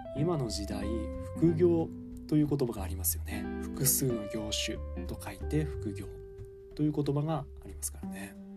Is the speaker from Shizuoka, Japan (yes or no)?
no; Fukushima, Japan; moved away as an adult; now in Takayama, Japan; 7月1日からは地元福島で頑張っていきたいと思います